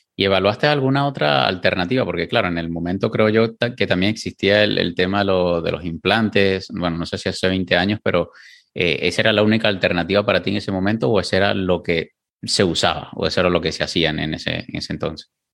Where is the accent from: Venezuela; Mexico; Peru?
Venezuela; yo soy venezolano